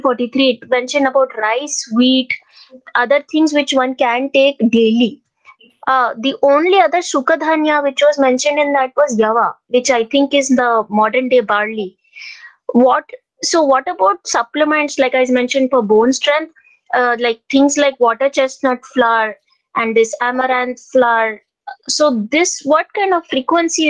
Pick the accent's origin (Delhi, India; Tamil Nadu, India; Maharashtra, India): Delhi, India; I'm not from Karnataka. I'm from Delhi.